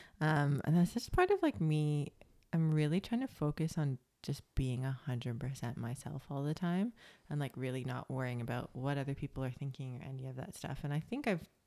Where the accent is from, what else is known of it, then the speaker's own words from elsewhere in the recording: Canada; moved away as an adult; now in Australia; that's my like Canadian pessimistic side